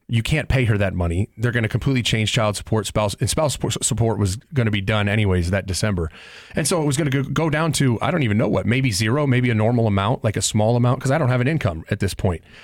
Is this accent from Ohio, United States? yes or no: yes; Columbus, Ohio, United States; I was born and raised in Columbus